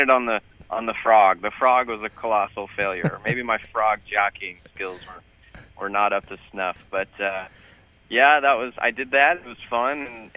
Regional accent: Auburn, California, United States; also born or lived in Grass Valley, California; now in Sacramento, United States; I grew up in Auburn and went to high school a little ways up toward Grass Valley. So, and now I live in Sacramento

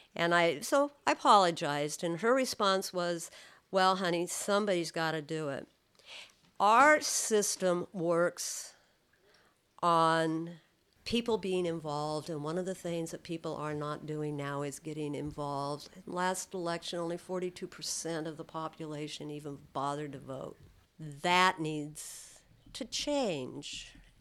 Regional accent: California, United States; I'm from California

